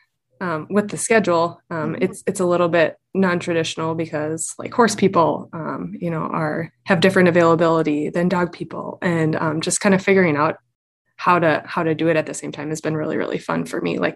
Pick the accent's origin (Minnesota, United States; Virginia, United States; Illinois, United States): Minnesota, United States; moved away as an adult; also born or lived in North Dakota / Black Hills, South Dakota; now in South Dakota, United States; I am from Minnesota, spent most of my adult life after high school in North Dakota, and then my family recently relocated to the Black Hills, Western South Dakota